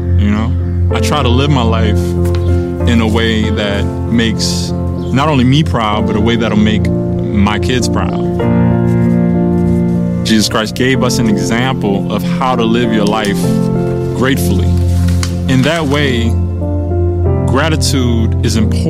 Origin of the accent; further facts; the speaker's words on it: New Orleans, Louisiana, United States; I'm from New Orleans, Louisiana